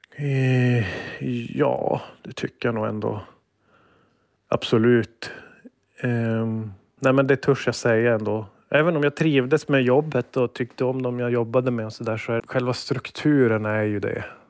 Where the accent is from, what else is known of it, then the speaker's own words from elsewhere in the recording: Sweden; jag var svensk